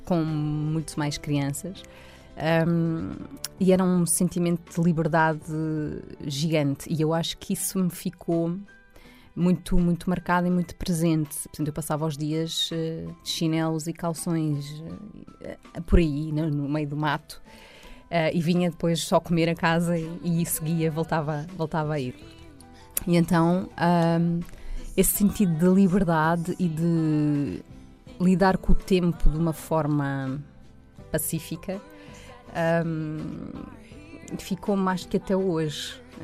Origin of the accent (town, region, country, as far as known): Loures, Lisbon, Portugal; born or raised there